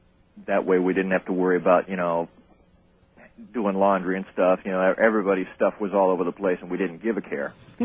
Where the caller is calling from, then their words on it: Gulfport, Florida, United States; I'm from Gulfport, Florida.